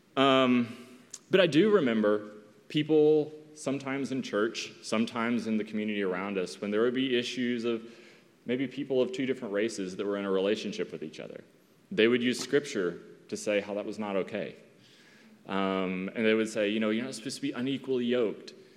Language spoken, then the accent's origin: English; East Tennessee, United States; moved away as an adult; my hometown in Tennessee